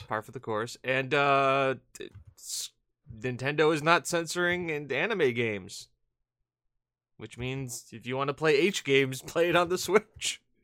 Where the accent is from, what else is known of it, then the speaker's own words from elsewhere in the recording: New England, United States; I'm from New England